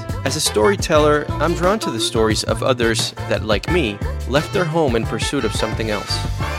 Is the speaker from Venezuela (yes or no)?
yes; Caracas, Capital District, Venezuela; moved away as an adult; now in New York City, United States; I'm a photographer and designer living in New York City. I'm originally from Caracas, Venezuela, and I've been in the city for 8 years.